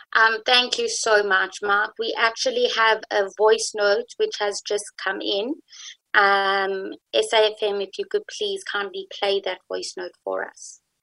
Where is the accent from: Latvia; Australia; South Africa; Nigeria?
South Africa; also born or lived in Jerusalem, Israel; I'm white, and I'm South African